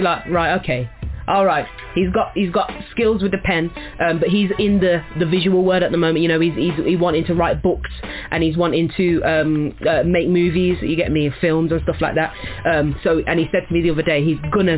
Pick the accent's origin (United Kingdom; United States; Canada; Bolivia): United Kingdom; Birmingham, West Midlands; also born or lived in Leamington Spa; I was born in Leamington Spa. That's where it all started. I moved to Birmingham when I was about 7-8 years old.